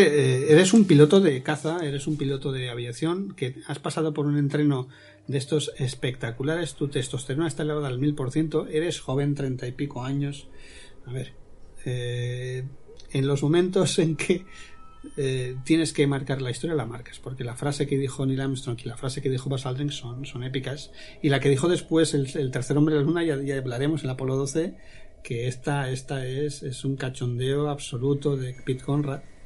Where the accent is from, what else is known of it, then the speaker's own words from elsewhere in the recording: Spain; como españoles tenemos que tener ese orgullo